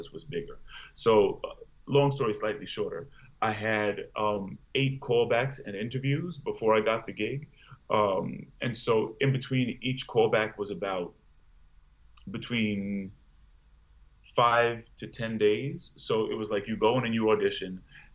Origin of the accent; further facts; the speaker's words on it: Long Island, New York, United States; I grew up in Long Island. I'm a first-generation American